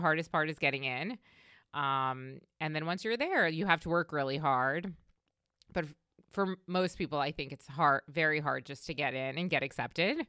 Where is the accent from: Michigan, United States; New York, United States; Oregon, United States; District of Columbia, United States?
New York, United States; Long Island; moved away as an adult; also born or lived in Delaware / Washington, D.C. / Baltimore; I grew up on Long Island in New York